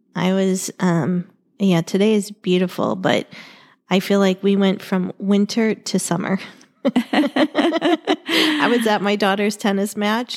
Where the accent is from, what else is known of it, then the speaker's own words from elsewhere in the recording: Ohio, United States; now in Arizona, United States; I grew up in Ohio